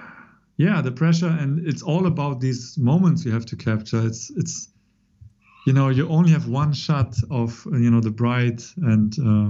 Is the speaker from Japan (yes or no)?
yes; Kanagawa, Japan; born there; English is a second language; So I was born in Tokyo area or Kanagawa prefecture.